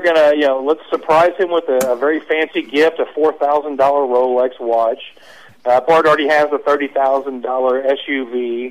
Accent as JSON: {"language": "English", "town": "Pearland", "region": "Texas", "country": "United States", "tie": "born or raised there", "also_born_or_lived": "California", "said": "I grew up in Pearland, Texas, about 20 minutes away"}